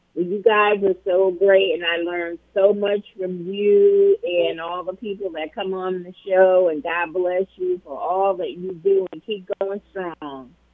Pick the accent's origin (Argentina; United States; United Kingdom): United States; Long Island, New York; I grew up on Long Island